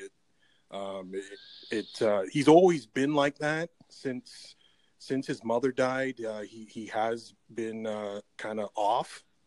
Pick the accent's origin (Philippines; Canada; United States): Canada; I'm Canadian